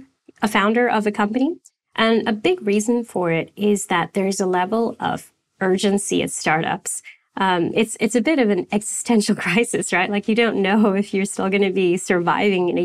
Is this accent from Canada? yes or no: yes; Canada; also born or lived in United States; now in Sydney, Australia; I'm Canadian.